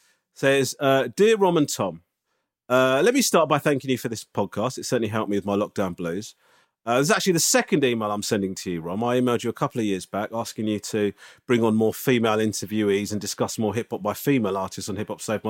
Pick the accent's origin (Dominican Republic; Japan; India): Japan; now in London, United Kingdom; I'm originally from Japan and I'm half Japanese, but I've now lived in London for almost 16 years.